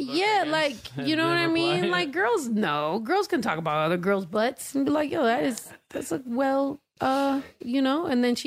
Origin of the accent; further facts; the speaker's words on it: San Diego, California, United States; moved away; half my life I was raised in San Diego